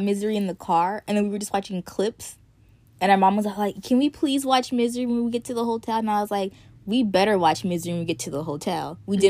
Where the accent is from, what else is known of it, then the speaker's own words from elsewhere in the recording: California, United States; literally, we're from California.